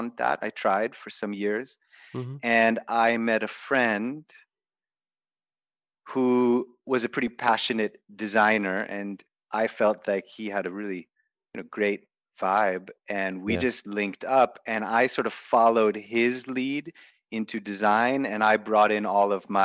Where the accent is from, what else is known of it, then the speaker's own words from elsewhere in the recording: United States; moved away as an adult; now in Bali, Indonesia; growing up in the States